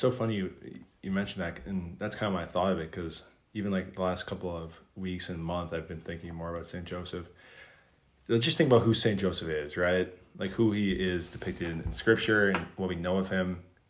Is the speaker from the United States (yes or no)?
no; South Korea; I'm from South Korea.